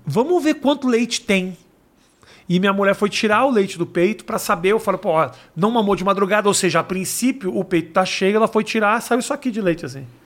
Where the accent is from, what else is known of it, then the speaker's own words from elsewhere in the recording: Brazil; sou brasileiro